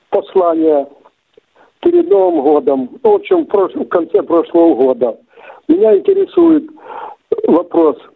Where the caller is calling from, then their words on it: Crimea, Ukraine; Я из Крыма, из Скворцова.